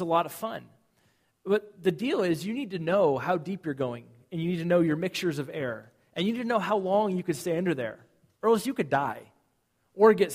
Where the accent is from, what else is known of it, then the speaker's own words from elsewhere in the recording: Southern California, United States; moved away; I grew up in Southern California